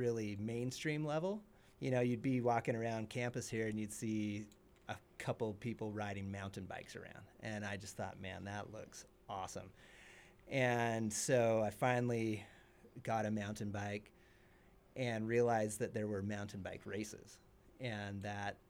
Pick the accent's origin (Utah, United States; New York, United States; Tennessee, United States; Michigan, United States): Utah, United States; I grew up in Utah. I grew up 45 minutes away from Snowbird and Alta